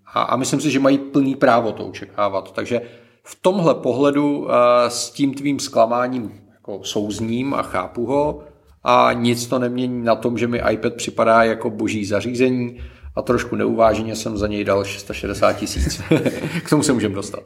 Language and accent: Czech; Czechia; my jsme jako Češi